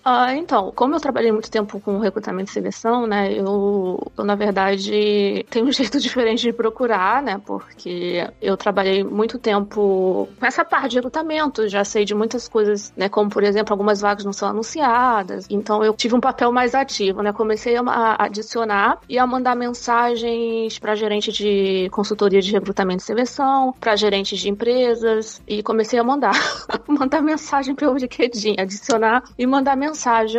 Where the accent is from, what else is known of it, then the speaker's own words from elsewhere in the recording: Rio de Janeiro, Brazil; moved away as an adult; also born or lived in São Paulo; now in Bucharest, Romania; Eu sou do Rio de Janeiro, sou carioca